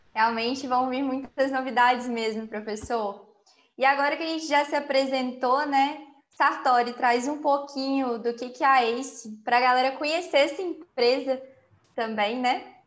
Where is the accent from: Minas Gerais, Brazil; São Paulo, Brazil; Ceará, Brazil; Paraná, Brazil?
Minas Gerais, Brazil; Lima Duarte; also born or lived in Juiz de Fora; eu estou morando na minha cidade natal, aqui em Lima Duarte, mas eu sou de Juiz de Fora